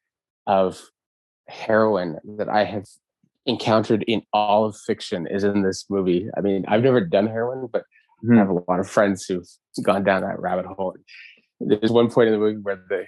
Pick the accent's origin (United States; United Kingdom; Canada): Canada; Montreal, Quebec; guys that I grew up with in Verdun